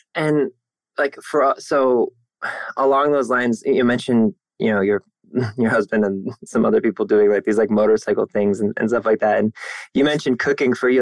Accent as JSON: {"language": "English", "region": "Northeast Ohio", "country": "United States", "tie": "born or raised there", "said": "I'm in Cleveland, Ohio. I'm born and raised in Northeast Ohio"}